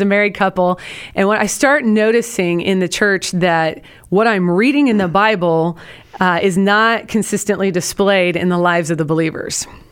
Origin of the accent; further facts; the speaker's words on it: Portland, Oregon, United States; now in Houston, United States; from, uh, the Pacific Northwest. I'm from Portland, Oregon